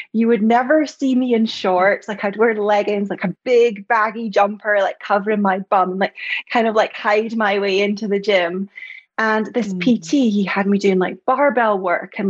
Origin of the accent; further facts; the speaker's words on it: Scotland, United Kingdom; you probably heard from my accent, I'm from Scotland